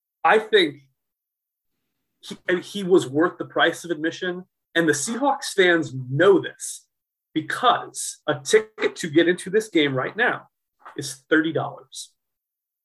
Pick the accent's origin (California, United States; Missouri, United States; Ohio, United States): Missouri, United States; St. Louis; my hometown team